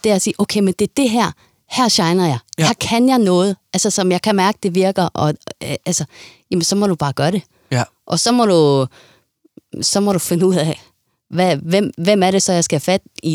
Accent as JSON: {"language": "Danish", "country": "Denmark"}